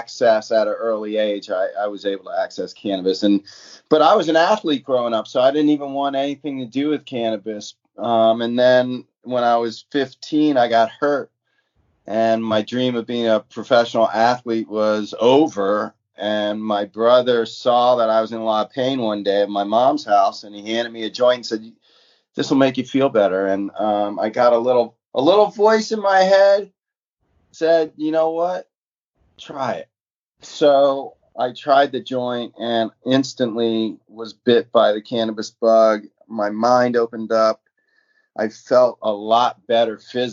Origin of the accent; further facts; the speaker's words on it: Oakland, California, United States; My hometown is Oakland, California